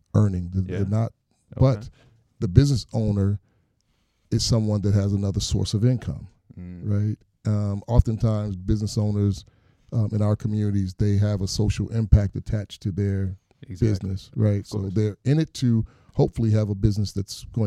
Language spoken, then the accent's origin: English; Detroit, Michigan, United States; I'm, a native of Detroit, born and raised in Detroit